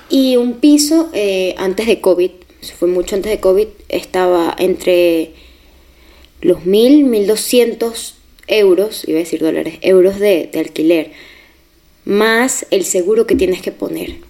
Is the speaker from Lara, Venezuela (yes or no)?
yes; Barquisimeto, Lara, Venezuela; moved away as an adult; now in Madrid, Spain; De Barquisimeto, Venezuela